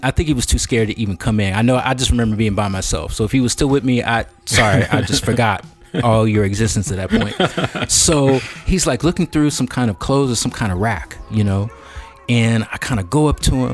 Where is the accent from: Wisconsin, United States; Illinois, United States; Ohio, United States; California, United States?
California, United States; Bay Area; also born or lived in Chicago; I grew up in the Bay Area